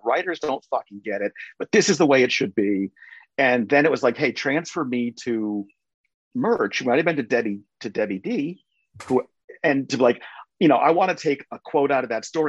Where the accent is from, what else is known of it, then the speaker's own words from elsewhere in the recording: Northeast, United States; I grew up in the Northeast